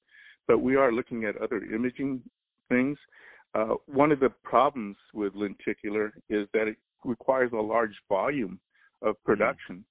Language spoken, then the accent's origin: English; Oregon, United States; moved away; I'm from Oregon, I knew what the weather was like, so I wasn't going to move back up there